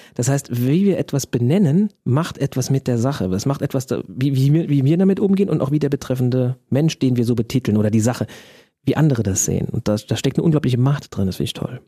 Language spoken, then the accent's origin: German; Germany; als Deutscher